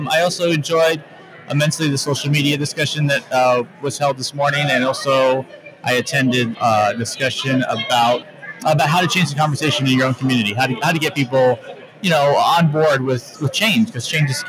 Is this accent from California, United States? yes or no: yes; Sacramento, California, United States; I'm from Sacramento, California.